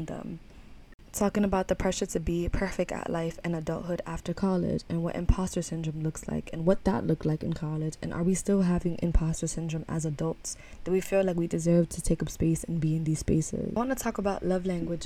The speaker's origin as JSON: {"language": "English", "town": "New York City", "region": "New York", "country": "United States", "tie": "born or raised there", "said": "I was raised in Harlem, New York."}